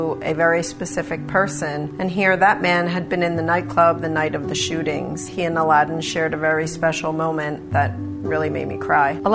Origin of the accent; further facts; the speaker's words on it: Haddonfield, New Jersey, United States; also born or lived in North Wildwood, New Jersey; I'm from Haddonfield and North Wildwood, New Jersey